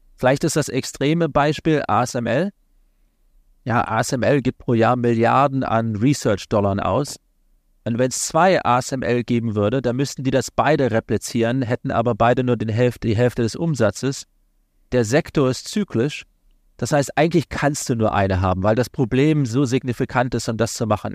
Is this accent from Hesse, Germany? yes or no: yes; Kassel, Hesse, Germany; moved away as an adult; also born or lived in London, United Kingdom; now in Washington, United States; ursprünglich komme ich aus Kassel in Nordhessen, kleine Stadt